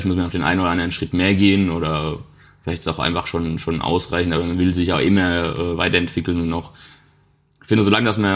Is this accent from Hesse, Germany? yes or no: no; Bavaria, Germany; weil das auch ein bisschen mit meiner Heimat mich verbindet, weil es ist ja quasi noch so der letzte Zipfel Bayern